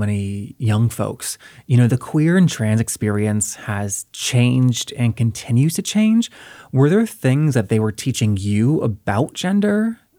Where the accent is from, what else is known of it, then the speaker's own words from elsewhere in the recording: the South, United States; I'm from the South